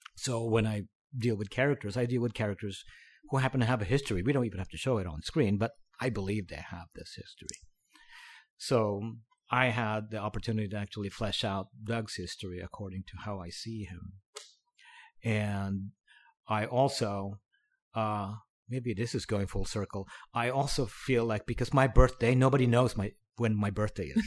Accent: Cavite City, Calabarzon, Philippines; now in United States; I grew up in the Philippines. I was born there. s, born in a small town, um, called Cavite City.

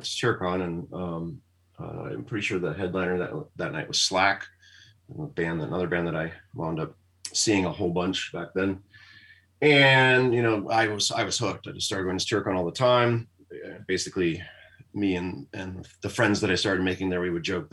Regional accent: Connecticut, United States; now in Portland, United States; growing up in Connecticut

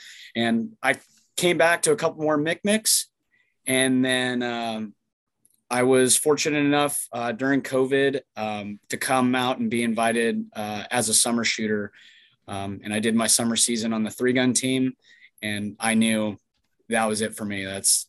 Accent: Montana, United States; moved away; born and raised in Montana. So I grew up with guns

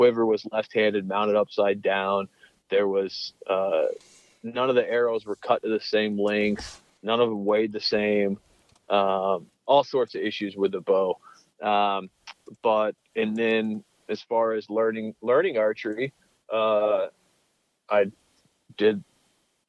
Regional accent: Steamboat Springs, Colorado, United States; I grew up in Steamboat Springs, Colorado

